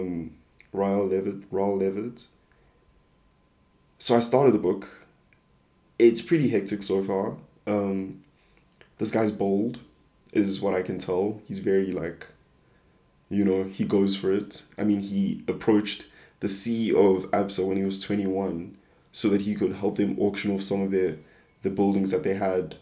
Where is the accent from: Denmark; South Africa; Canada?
South Africa; I'm just a South African kid